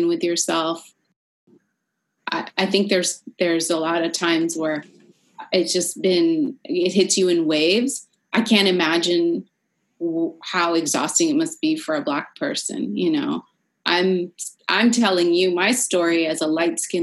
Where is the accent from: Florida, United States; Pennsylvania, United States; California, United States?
California, United States; San Francisco; moved away; From my hometown in San Francisco